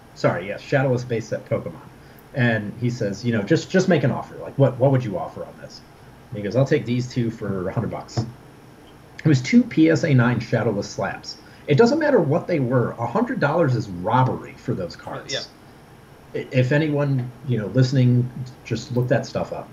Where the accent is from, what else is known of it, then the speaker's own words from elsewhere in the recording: Midwest, United States; I'm from the Midwest